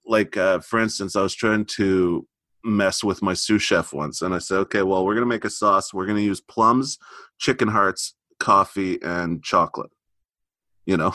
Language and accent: English; Montreal, Quebec, Canada; I'm from Montreal